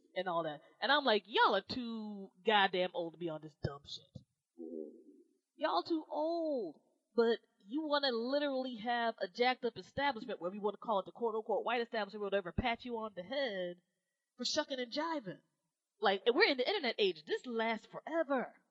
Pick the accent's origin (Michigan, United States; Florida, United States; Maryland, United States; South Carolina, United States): Maryland, United States; Maryland's my home state